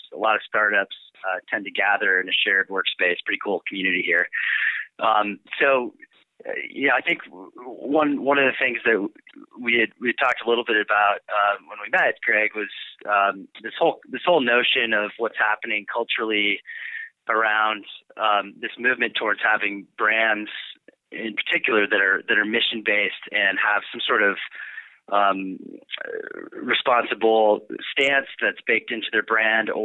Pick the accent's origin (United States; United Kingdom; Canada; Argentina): United States; Boulder, Colorado; I grew up here in Boulder, actually, one of the rare natives